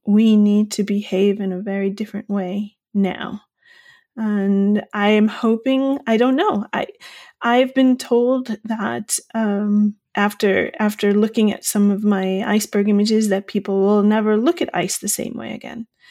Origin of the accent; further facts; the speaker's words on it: Long Island, New York, United States; also born or lived in Bay Area, California; now in County Clare, Ireland; I'm originally from Long Island in New York